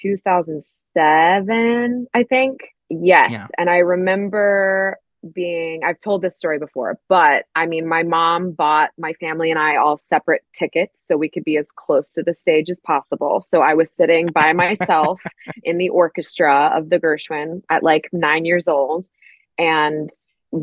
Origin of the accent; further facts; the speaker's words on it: Milton, Georgia, United States; I grew up in Milton, Georgia. It's outside of Atlanta, about 30 minutes north of Atlanta. Born and raised there.